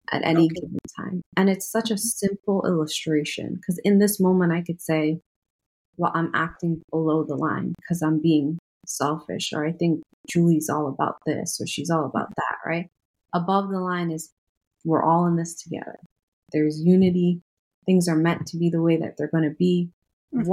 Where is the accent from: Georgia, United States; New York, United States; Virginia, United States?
New York, United States; New York City; moved away as an adult; now in North Carolina, United States; I'm originally from New York City, but I've been in North Carolina since 2018